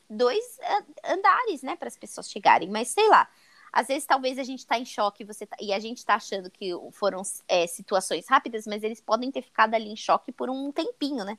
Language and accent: Portuguese; Brazil; Eu penso já como brasileira